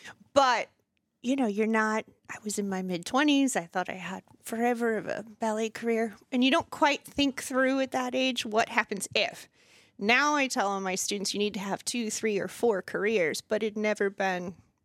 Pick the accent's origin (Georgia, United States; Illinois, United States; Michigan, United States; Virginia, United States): Virginia, United States; Ashburn; moved away as an adult; also born or lived in Richmond; now in Winchester, United States; I'm from Ashburn.